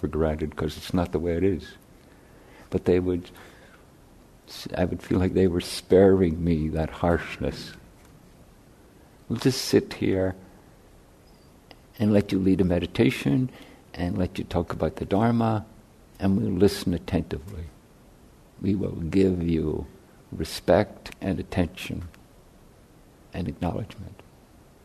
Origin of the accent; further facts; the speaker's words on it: Ireland; moved away; I grew up in Catholic Ireland